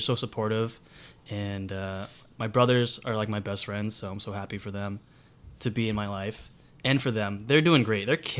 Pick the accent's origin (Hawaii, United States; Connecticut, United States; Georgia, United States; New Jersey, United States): Connecticut, United States; moved away as an adult; now in New York City, United States; I'm from Connecticut.